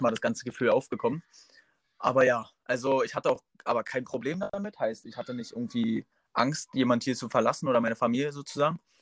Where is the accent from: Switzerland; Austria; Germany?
Germany; Groß Lindow, Brandenburg; Ich komme aus Großlindow. Das ist ein kleines Örtchen an der Grenze zu Polen in Brandenburg